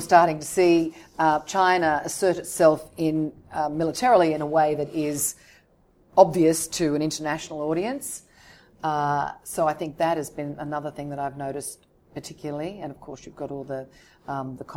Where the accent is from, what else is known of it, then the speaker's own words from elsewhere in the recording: Sydney, New South Wales, Australia; moved away as an adult; also born or lived in London; now in Hong Kong; I was born in Australia, yes, in Sydney, and then I expelled myself to London